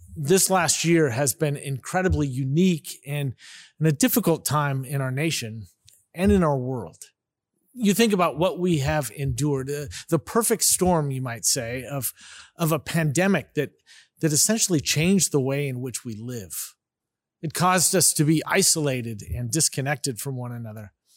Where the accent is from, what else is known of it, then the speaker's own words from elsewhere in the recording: Bay Area of California, United States; moved away as an adult; now in Fort Worth, United States; we were both born and raised in the Bay Area of California